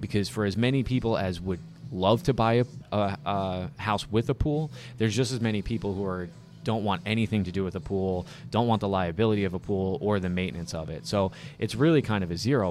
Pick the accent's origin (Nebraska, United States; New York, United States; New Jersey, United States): New Jersey, United States; Saddle Brook; growing up in Saddlebrook